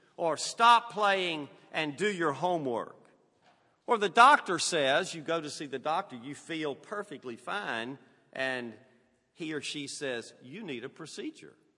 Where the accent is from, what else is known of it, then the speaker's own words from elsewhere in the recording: Southern United States, United States; accent: Southern; Southern's my native tongue